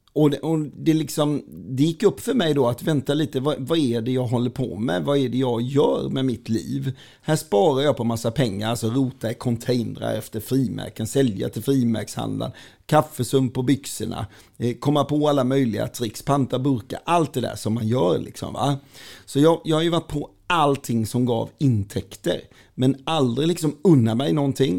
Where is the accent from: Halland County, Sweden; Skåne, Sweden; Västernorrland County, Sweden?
Halland County, Sweden; Falkenberg; Jag är född och uppväxt på Västra Gärdet i Falkenberg